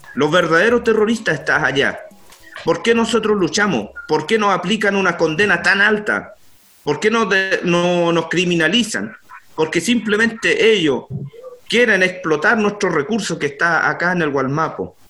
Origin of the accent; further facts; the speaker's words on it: Curacautín, Araucanía, Chile; soy lonco del Lofradalco de la comuna Curacautín